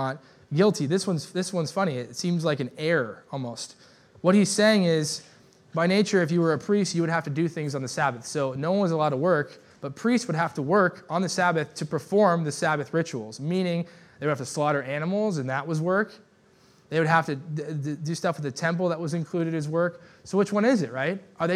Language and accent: English; United States; I love living in America. I love being American